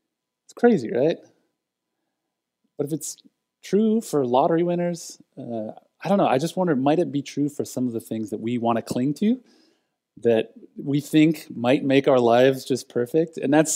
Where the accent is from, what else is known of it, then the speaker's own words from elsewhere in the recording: United States; I'm an American in 2022.